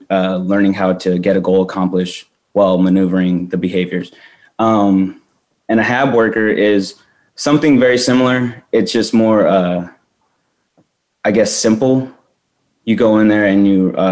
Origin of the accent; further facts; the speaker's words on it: New Mexico, United States; moved away as an adult; also born or lived in Las Cruces, New Mexico; now in Phoenix, United States; I'm originally from New Mexico, along with Matt. We're both childhood friends. We grew up playing baseball together.